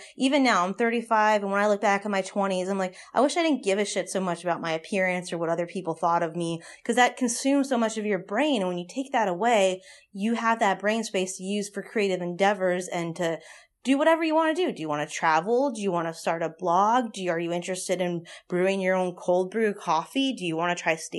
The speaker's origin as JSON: {"language": "English", "town": "Los Angeles", "region": "California", "country": "United States", "moved": "yes", "lives_now": "New Orleans, United States", "said": "I'm from Los Angeles. I live in New Orleans."}